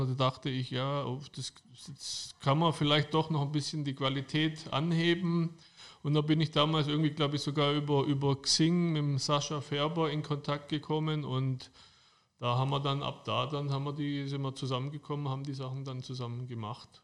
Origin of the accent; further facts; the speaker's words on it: Germany; bei uns in Deutschland